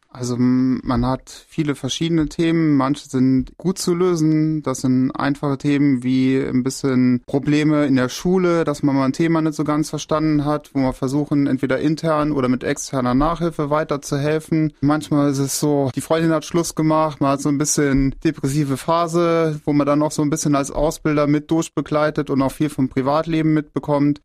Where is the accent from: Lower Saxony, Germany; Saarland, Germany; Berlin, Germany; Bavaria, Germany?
Saarland, Germany; Merzig; Ich bin 38 Jahre, komme aus Merzig